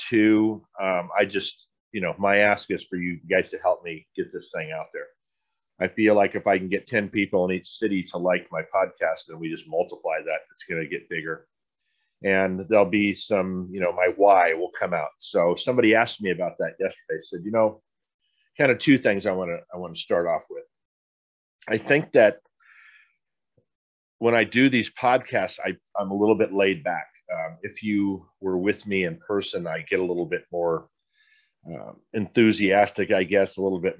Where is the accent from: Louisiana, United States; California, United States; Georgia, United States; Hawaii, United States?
California, United States; San Diego; I grew up in San Diego, pretty humble growing up.